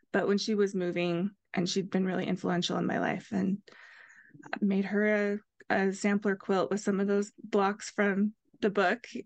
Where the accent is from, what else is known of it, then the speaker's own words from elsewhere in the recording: Ohio, United States; now in Utah, United States; I grew up in Ohio, and I live in Utah now